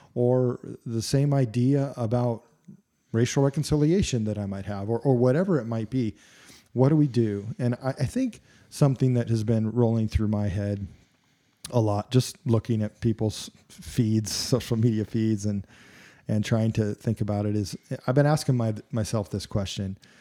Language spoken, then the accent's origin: English; United States; I love being an American.